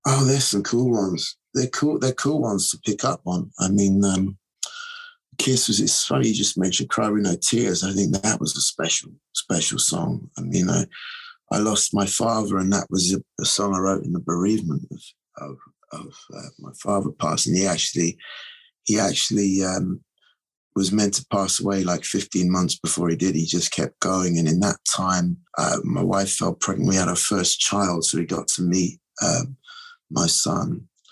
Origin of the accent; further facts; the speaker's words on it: London, United Kingdom; now in New York, United States; I was over there, over from New York, back in my hometown